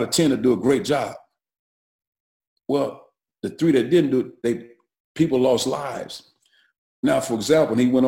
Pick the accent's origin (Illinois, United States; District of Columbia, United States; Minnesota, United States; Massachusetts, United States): Illinois, United States; East St. Louis; I grew up in East St. Louis at the time, which is 100% minority black community